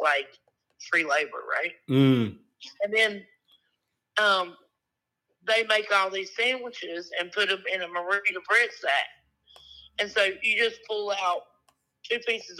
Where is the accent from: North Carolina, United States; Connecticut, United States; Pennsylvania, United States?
North Carolina, United States; Rockingham; I'm from Rockingham and Hamlet, North Carolina, which is about 1.8 miles from South Carolina. Real south.